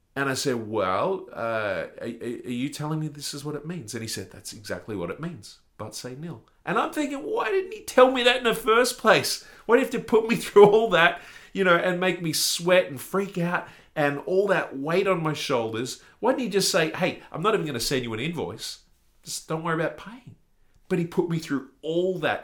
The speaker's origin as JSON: {"language": "English", "country": "Australia", "said": "being an Australian"}